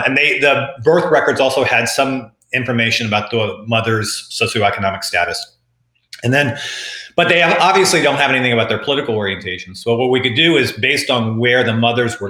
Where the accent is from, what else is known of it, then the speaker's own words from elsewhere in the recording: Texas, United States; moved away; I'm from Texas and I have enough relatives back in Texas